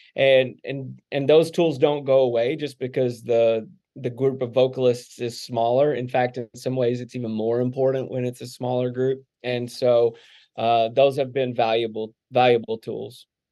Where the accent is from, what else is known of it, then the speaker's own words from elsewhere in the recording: Texarkana, Arkansas, United States; now in Indiana, Pennsylvania, United States; I grew up in Arkansas